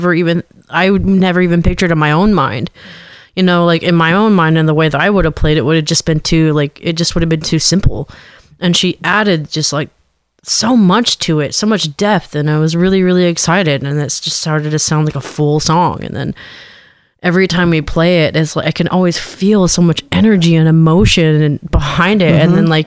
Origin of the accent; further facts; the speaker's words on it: Alaska, United States; I'm from Alaska, where the ratio male to female, there's a lot more men